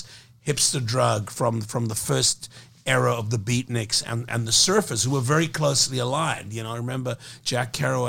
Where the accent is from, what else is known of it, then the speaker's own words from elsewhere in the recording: Cape Town, Western Cape, South Africa; moved away; I was born in South Africa